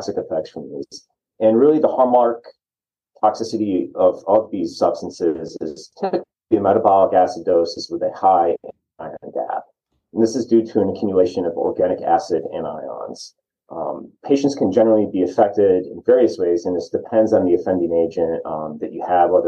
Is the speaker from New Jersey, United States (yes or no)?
no; New York, United States; moved away as an adult; now in Arizona, United States; I'm originally from the Northeast up in New York